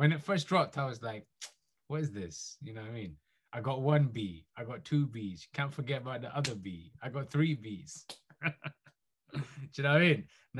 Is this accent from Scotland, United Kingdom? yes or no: yes; Scotland, United Kingdom; moved away; also born or lived in England; I lived in Scotland until 96. I didn't come to England until 96. My dad's Nigerian. My mom's Romanian.